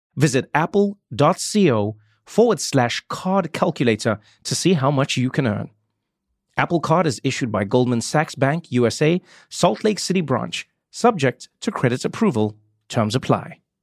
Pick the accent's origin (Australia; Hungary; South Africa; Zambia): South Africa; moved away; because I grew up in South Africa, I grew up watching rugby.